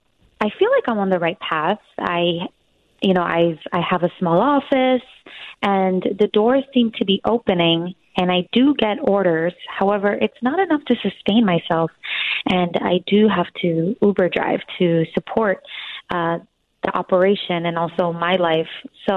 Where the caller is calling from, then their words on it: New York, United States; I'm calling from New York, and I'm 26 years old. I run a fabric agency here in Midtown, New York.